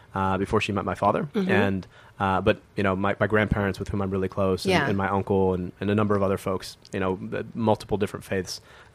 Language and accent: English; Bloomfield Hills, Michigan, United States; I was born and raised in Metro Detroit in Michigan.